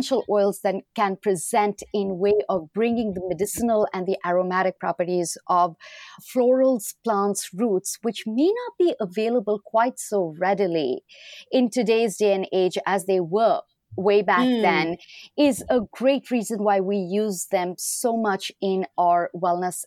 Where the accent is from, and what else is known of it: India; moved away as an adult; now in United States